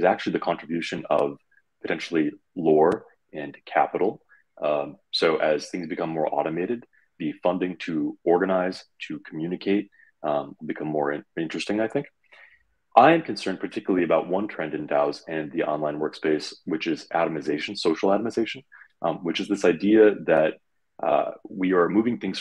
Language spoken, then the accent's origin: English; Detroit, Michigan, United States; I'm from the Detroit area, so it's in the blood